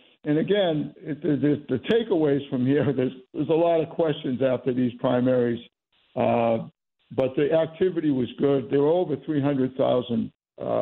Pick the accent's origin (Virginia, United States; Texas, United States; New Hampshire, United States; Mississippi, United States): New Hampshire, United States; Kingston; Hampstead and Kingston, which is my hometown